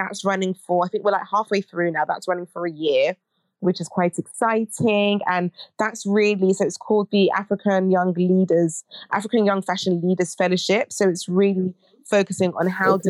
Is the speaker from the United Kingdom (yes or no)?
yes; United Kingdom; I'm a British Ghanaian academic researcher